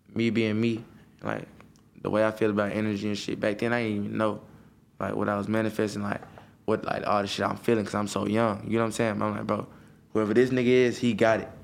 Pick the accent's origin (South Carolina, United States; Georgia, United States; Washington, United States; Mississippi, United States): Georgia, United States; Atlanta; I grew up in Atlanta.